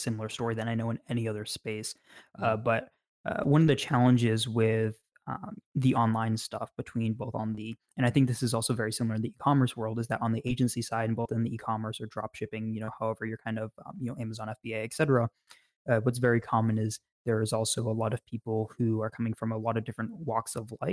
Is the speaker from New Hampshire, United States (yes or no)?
yes; New Hampshire, United States; also born or lived in Massachusetts / New York; moved to New Hampshire when I was 5, and I've been here ever since